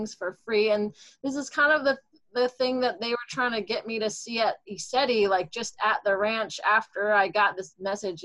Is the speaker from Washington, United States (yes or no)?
yes; Seattle, Washington, United States; I moved back to my hometown in Seattle here